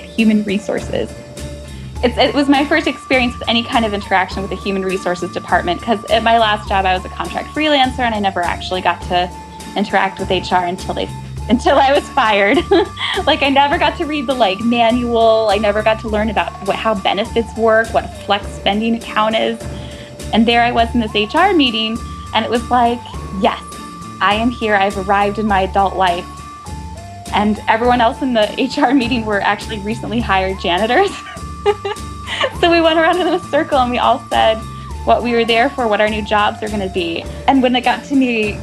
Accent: Midwestern suburbs, United States; moved away as an adult; also born or lived in New York City; now in Kansas City, United States; I grew up in Midwestern suburbs, like same cookie cutter town with big box stores and big suburban neighborhoods

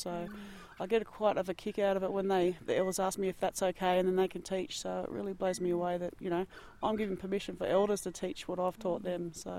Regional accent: Sydney, New South Wales, Australia; moved away as an adult; now in Canberra, Australia; So my mother called Kalkadoon, and I didn't get to grow up there. I grew up on Dharawal country in Sydney, and now I live down here on Ngunnawal country in Canberra.

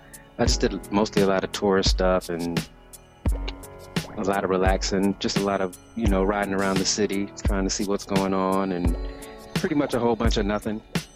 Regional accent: Columbus, Georgia, United States; moved away as an adult; also born or lived in Germany / Miami, Florida; I was born in Germany. I was there until I was around 5 years old, and then I moved to the States and eventually ended up in Columbus, Georgia, where I pretty much grew up.

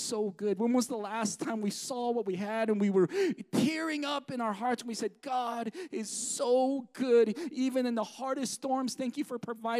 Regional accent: United States; I'm American

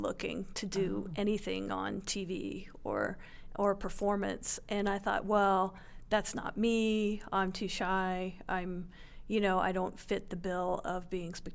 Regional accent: Phoenix, Arizona, United States; I grew up in Phoenix

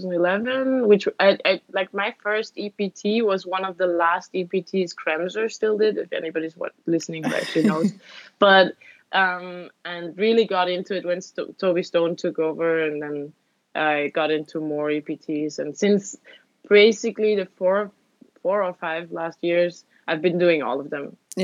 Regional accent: Vienna, Austria; born there; Sorry, I was born in Vienna. Okay. But home for me is actually not Vienna, because every weekend we were out in the countryside

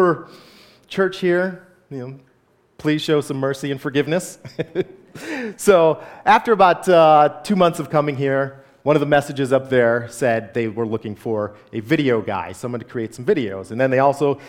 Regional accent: Grosse Pointe, Michigan, United States; moved away as an adult; also born or lived in Phoenix, Arizona; I went to a Lutheran church growing up in Grosse Pointe

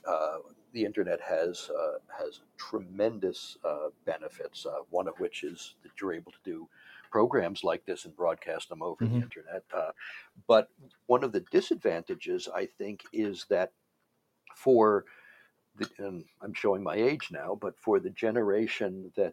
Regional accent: Washington, District of Columbia, United States; I grew up in Washington, mm-hmm. D.C.

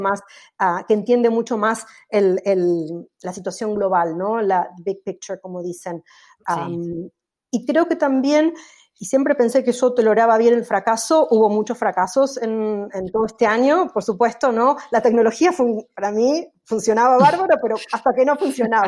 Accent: Argentina; moved away; cómo somos los argentinos

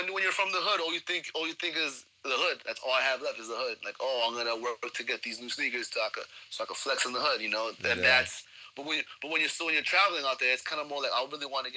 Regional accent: New York City, New York, United States; I'm from Jamaica, Queens

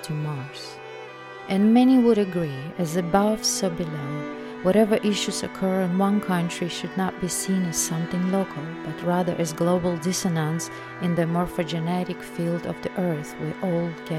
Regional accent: Belarus; moved away; my home country, Belarus.

